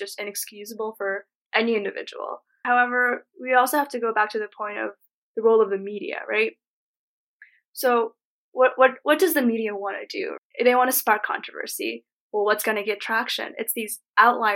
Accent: Mongolia; now in United States; when I go back to Mongolia, I feel too American.

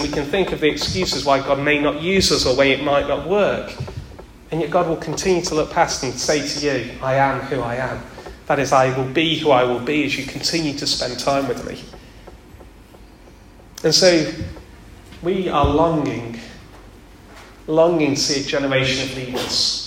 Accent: Derby, East Midlands, United Kingdom; I'm from Derby. I grew up in Derby.

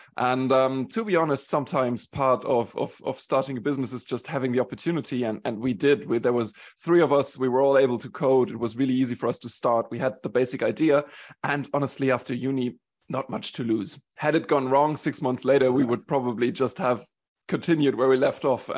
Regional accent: Germany; born there; also born or lived in Sweden / Switzerland; I consider myself a little bit of a European. I was born in Germany. I moved around a bit. I spent 7 years in Sweden.

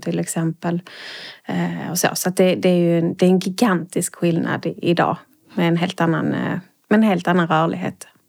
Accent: Trelleborg, Skåne, Sweden; now in Malmö, Sweden; jag är född i Malmö, men jag är uppvuxen i Trelleborgs kommun

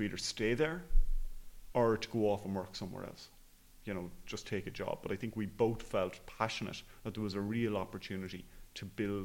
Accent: Enniscorthy, Leinster, Ireland; I'm from Enniscorthy in Wexford

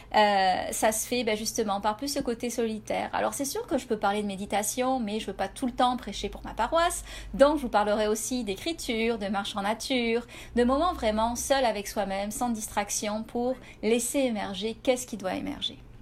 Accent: France; moved away as an adult; now in Canada

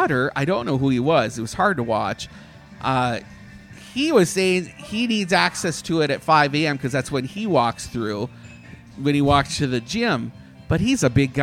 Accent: Canada; now in Orlando, United States; I'm Canadian

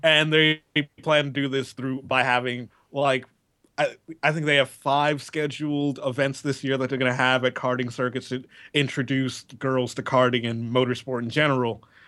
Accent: United States; being an American

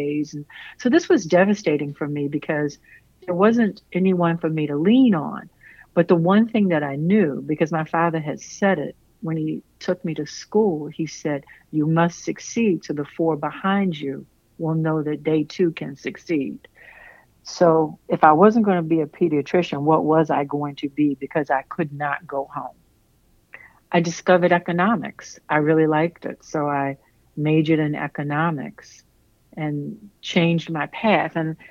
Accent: Lynchburg, Virginia, United States; I am from Virginia, Lynchburg, Virginia, a very poor family. My father worked three jobs. My mother worked full time. And my uncle, who owned a cab stand and rental property, lived with us

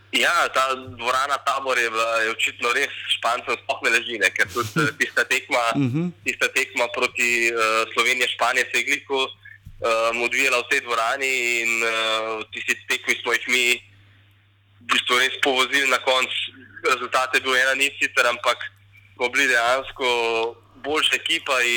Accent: Slovenia

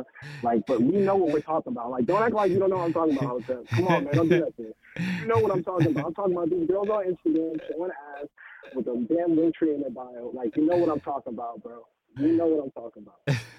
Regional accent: Miami, Florida, United States; also born or lived in North Carolina / Pittsburgh / Arizona; Bro, I'm from Miami. I live in North Carolina. I lived in Pittsburgh. I lived in Arizona, and I moved to the West.

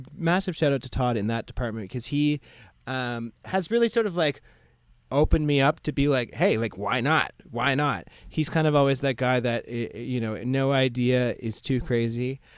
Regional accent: Ottawa, Ontario, Canada; moved away as an adult; now in Nova Scotia, Canada; I'm originally from Ottawa, Ontario, so mm-hmm. it's like in between Montreal and Toronto. Mm-hmm and uh, yeah, I, w- I lived there like until I was 18. Went through elementary school and high school and stuff there.

